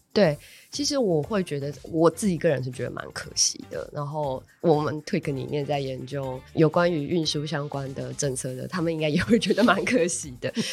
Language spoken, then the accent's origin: Chinese; Taichung, Taiwan; moved away; 我老家是在 台中